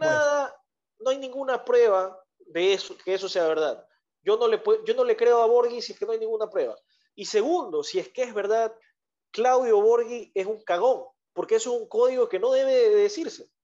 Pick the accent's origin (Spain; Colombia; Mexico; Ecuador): Ecuador; somos ecuatorianos